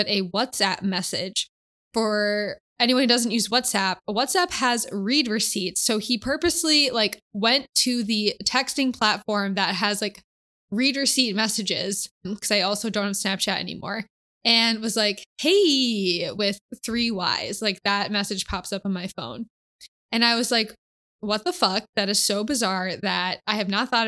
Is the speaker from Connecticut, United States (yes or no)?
yes; Connecticut, United States; moved away; my hometown, which is back in Connecticut